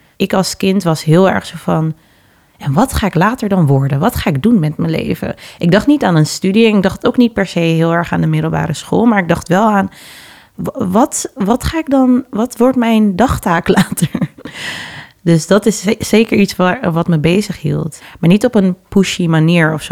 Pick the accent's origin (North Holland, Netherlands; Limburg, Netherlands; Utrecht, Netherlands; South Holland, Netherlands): North Holland, Netherlands; Amsterdam; also born or lived in Suriname (parents); ik ben in Amsterdam Oost geboren, negentien zesennegentig, en ben na twee jaar naar Noord verhuisd met mijn ouders. En daar heb ik gewoond totdat ik zestien was ongeveer.